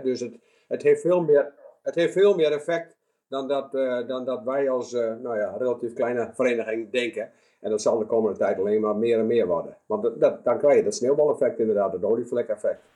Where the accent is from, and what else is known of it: Netherlands